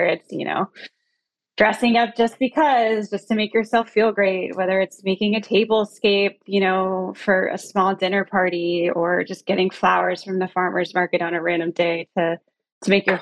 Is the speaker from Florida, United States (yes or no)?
yes; Tallahassee, Florida, United States; moved away as an adult; also born or lived in San Francisco, California; now in Los Angeles, United States; originally born and raised in Tallahassee, Florida, on the Florida-Georgia border in the South